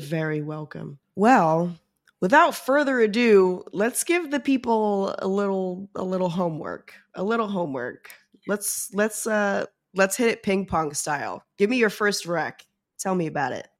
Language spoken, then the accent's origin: English; New York, United States; I'm from New York